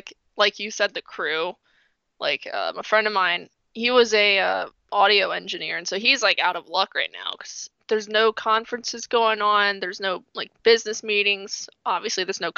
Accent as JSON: {"language": "English", "region": "Maryland", "country": "United States", "said": "I'm from Maryland, not from Baltimore, but I'm like an hour outside of Baltimore"}